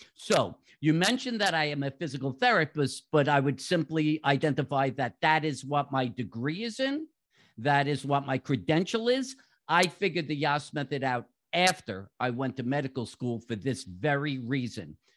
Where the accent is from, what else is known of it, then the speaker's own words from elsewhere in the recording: New York, United States; moved away as an adult; also born or lived in South Florida; now in Jacksonville, United States; From my accent, most people should figure out I grew up in New York.